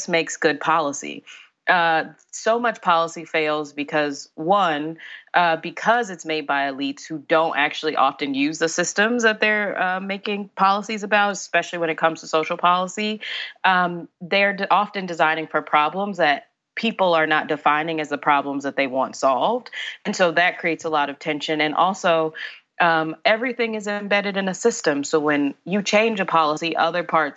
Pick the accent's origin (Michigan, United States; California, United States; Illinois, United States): Illinois, United States; Chicago; I grew up in Inglewood in Chicago